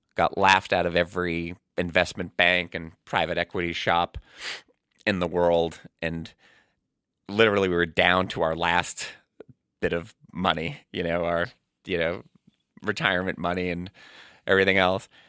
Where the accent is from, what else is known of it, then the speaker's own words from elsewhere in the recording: Boston, Massachusetts, United States; also born or lived in Brighton, Boston / Arlington, Massachusetts; now in Lexington, United States; I'm from Boston